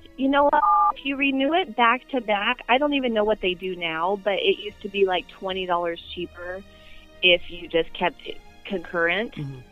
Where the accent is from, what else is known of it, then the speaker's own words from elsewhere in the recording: Inland Empire, Southern California, United States; moved away as an adult; now in Arizona, United States; I grew up in Southern California, but I didn't grow up anywhere awesome. I grew up in the Inland Empire